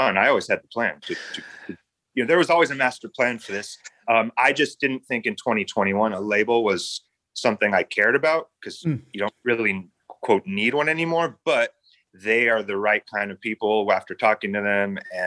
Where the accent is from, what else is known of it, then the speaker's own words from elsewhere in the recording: San Diego, California, United States; I was born in San Diego, right on the Tijuana border